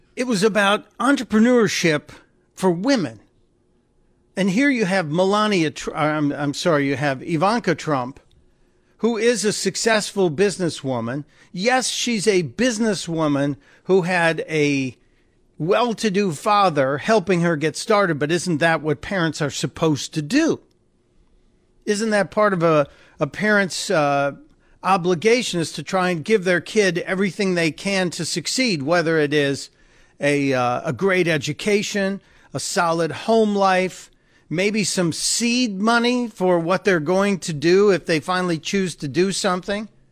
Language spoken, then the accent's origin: English; Chicago, Illinois, United States; my hometown, from Chicago